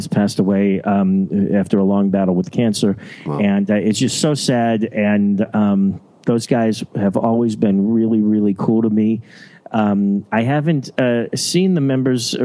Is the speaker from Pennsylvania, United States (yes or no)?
yes; Johnstown, Pennsylvania, United States; moved away; when I'm back in my hometown